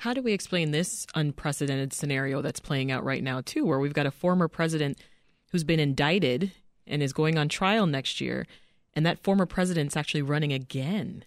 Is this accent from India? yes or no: no; Canada; now in United States; I'm Canadian, and uh, I remember just being saturated by U.S. programming while living in Canada.